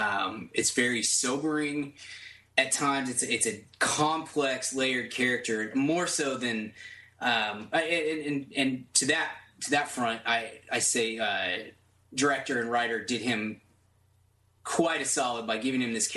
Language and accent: English; Dallas, Texas, United States; We're all from the Dallas area